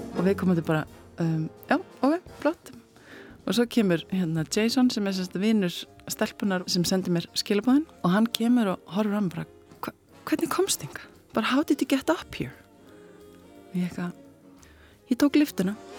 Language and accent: Icelandic; Iceland; ég er frá Íslandi